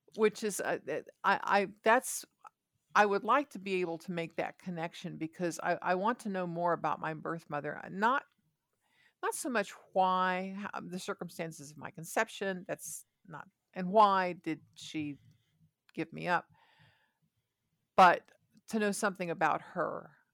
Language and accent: English; Ohio, United States; I was born in Ohio